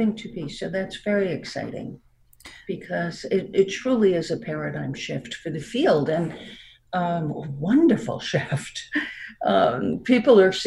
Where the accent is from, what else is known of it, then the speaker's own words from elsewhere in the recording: New York, United States; accent: New York; also born or lived in Florida; now in Connecticut, United States; I still have my New York accent